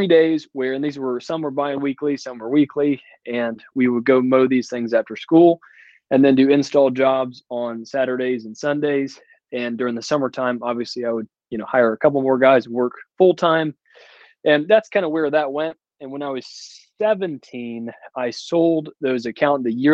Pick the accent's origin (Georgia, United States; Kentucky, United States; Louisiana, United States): Georgia, United States; Atlanta; from Atlanta, Georgia, and I work all around the North Georgia area